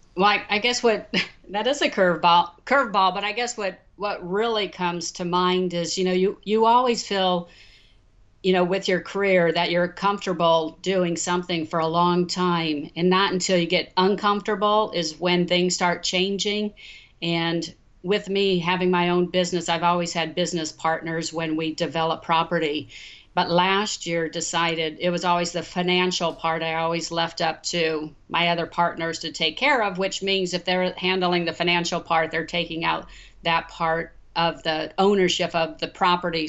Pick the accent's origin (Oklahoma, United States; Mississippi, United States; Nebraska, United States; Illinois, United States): Nebraska, United States; Omaha; moved away as an adult; also born or lived in Los Angeles, United States; now in Dallas, United States; Growing up in Omaha, Nebraska, my grandfather and my father